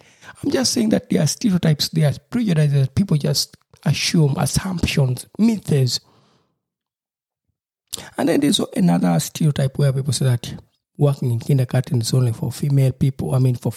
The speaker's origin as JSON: {"language": "English", "country": "Uganda", "moved": "yes", "said": "from my home country in Uganda"}